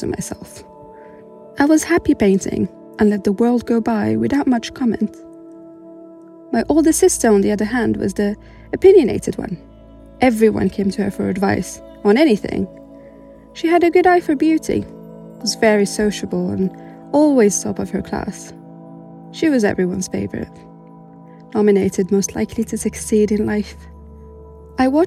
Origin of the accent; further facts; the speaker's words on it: Morocco; moved away as an adult; now in United Kingdom; I was born and raised in Morocco and only moved to the UK 3 years ago